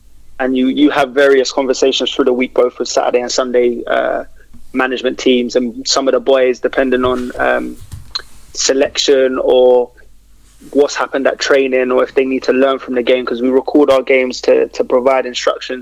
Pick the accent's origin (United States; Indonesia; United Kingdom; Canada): United Kingdom; London; I'm from Kennington, Oval, Brixton area.